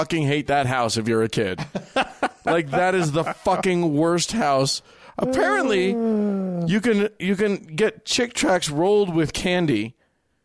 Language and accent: English; Salt Lake City, Utah, United States; growing up in Utah, I grew up here in Salt Lake City